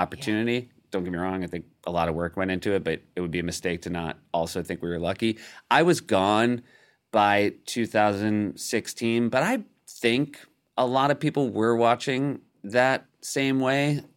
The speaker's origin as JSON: {"language": "English", "region": "New Hampshire", "country": "United States", "tie": "born or raised there", "also_born_or_lived": "Midwest", "said": "I consider myself a New Hampshirite one hundred percent."}